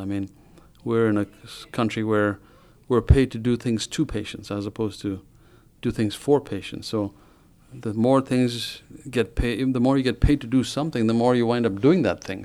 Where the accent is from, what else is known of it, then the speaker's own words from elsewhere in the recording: Ethiopia; moved away as an adult; now in United States; I was born in Africa, in Ethiopia